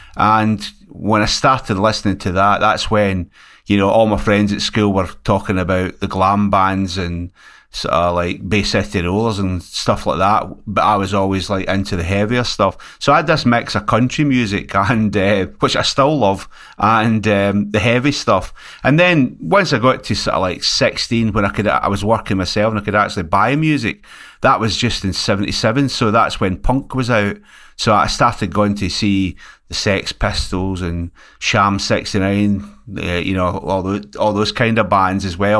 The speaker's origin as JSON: {"language": "English", "region": "Scotland", "country": "United Kingdom", "also_born_or_lived": "West Yorkshire", "moved": "yes", "lives_now": "Liverpool, United Kingdom", "said": "here in Scotland where I come from"}